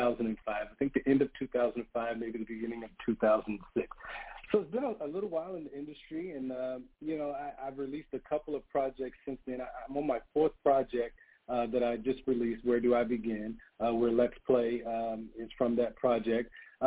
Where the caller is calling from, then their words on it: Atlanta, Georgia, United States; I am based in Atlanta, so I'm in Georgia.